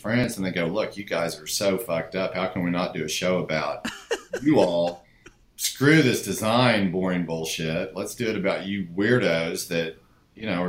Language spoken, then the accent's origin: English; Hugo, Oklahoma, United States; I grew up in a small town in southeastern Oklahoma called Hugo, Oklahoma.